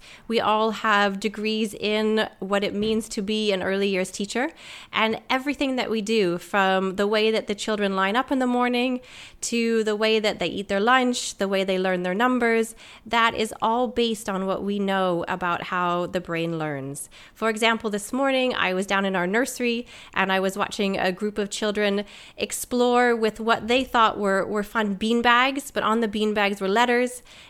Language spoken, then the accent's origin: English; Canada; moved away as an adult; also born or lived in United States; now in United Kingdom; So I'm Canadian-American. I moved over to the UK 10 years ago